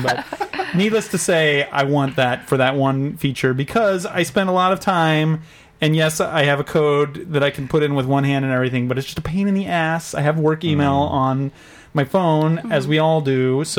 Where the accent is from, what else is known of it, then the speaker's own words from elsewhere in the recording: Texas, United States; I'm from Texas.